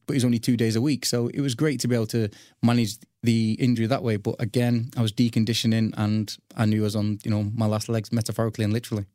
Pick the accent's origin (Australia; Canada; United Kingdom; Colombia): United Kingdom; Old Trafford, North West England; I was brought up in Old Trafford